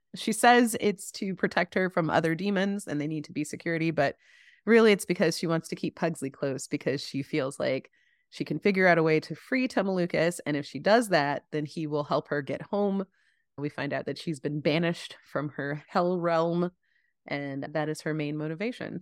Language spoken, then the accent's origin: English; Chapel Hill, North Carolina, United States; I grew up in Chapel Hill